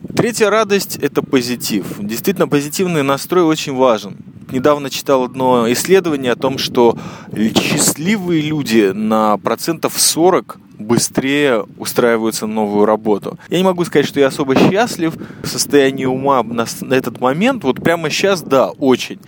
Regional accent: Israel; я чаймастер, и я из Израиля

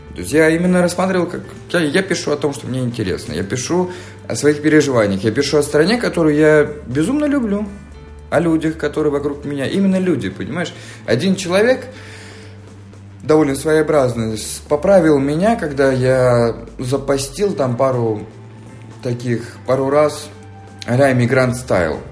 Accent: Fergana, Fergana Region, Uzbekistan; also born or lived in Moscow, Russia; now in Israel; Я родился в Узбекистане, в городе Ферганас, температуры плюс 40 меня не удивишь

